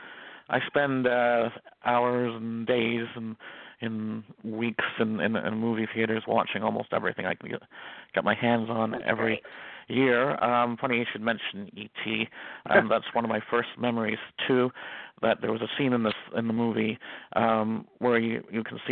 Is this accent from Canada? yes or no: yes; Toronto, Ontario, Canada; I'm from Toronto, Ontario, Canada